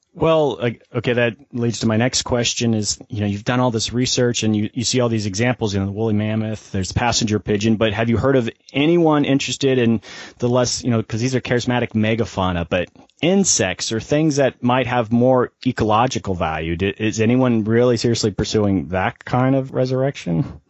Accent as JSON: {"language": "English", "region": "Florida", "country": "United States", "tie": "born or raised there", "said": "I'm from Florida"}